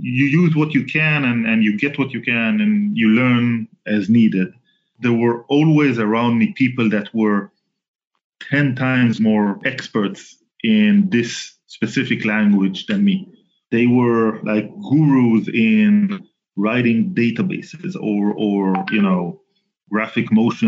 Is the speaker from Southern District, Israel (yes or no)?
yes; Southern District, Israel; Israeli. I was born and raised in Israel, born in 1974, so I'm like 46-ish now. Almost all of my life I was living in the south part of Israel